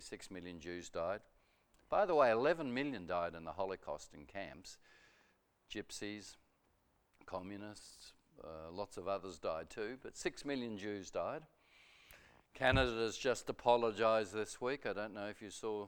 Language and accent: English; Melbourne, Victoria, Australia; I lived in Melbourne, Murrumbina